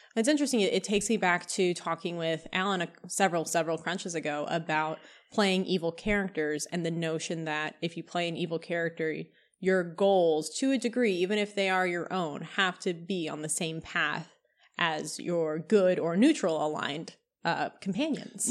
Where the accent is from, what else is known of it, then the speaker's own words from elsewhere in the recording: Kentucky, United States; I grew up in Kentucky